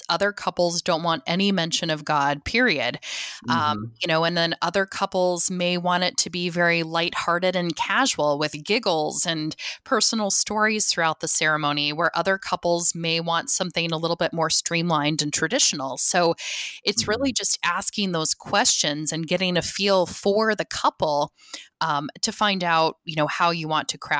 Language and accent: English; South Dakota, United States; No, I'm actually South Dakotan. So I grew up in South Dakota and my husband was military.